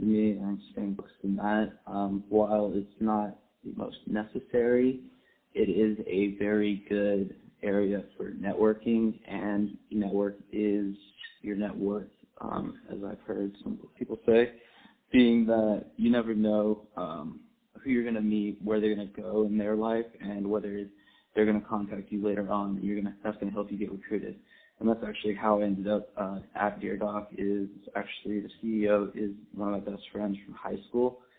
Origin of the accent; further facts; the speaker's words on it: San Diego, California, United States; I was born and raised in Southern California, San Diego specifically